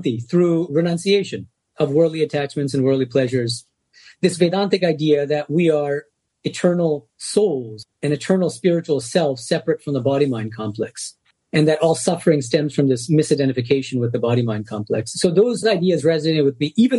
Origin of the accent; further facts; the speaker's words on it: Boston, Massachusetts, United States; now in Los Angeles, United States; Born and raised in Boston as a Bengali American. So I spoke Bengali at home